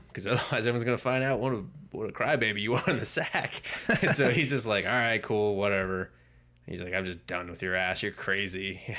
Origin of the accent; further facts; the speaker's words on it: United Kingdom; I'm the Brit over here today.